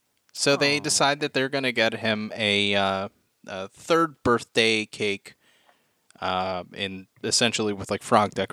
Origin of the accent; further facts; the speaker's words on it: United States; We're American.